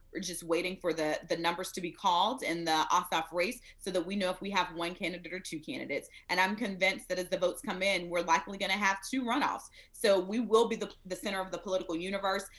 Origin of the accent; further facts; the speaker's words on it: Smiths Station, Alabama, United States; moved away; I grew up in Smith Station, Alabama, the big city